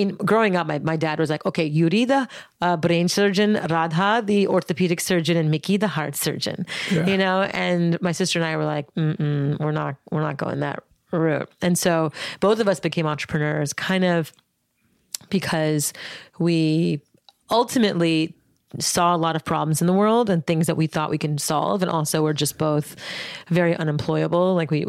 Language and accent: English; Montreal, Quebec, Canada; Born and raised in Montreal, Canada.